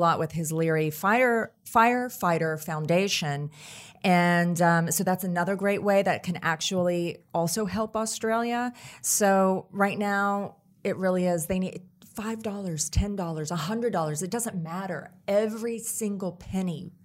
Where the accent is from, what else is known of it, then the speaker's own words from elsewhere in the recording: Tennessee, United States; my home state of Tennessee